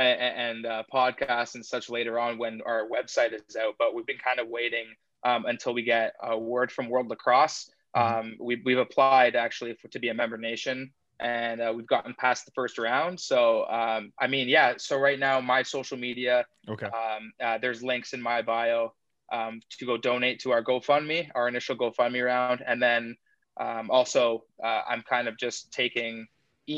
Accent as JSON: {"language": "English", "town": "Burlington", "region": "Ontario", "country": "Canada", "tie": "born or raised there", "also_born_or_lived": "Johannesburg, South Africa / Oakville, Ontario", "said": "I moved from South Africa to Burlington, Ontario, so just around the corner from Oakville here, when I was five, and I've lived here ever since"}